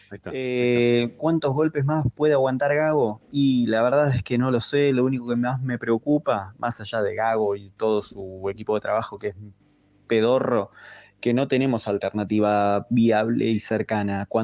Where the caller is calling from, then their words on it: Mendoza, Argentina; Hola Ramiro, banda … de Mendoza.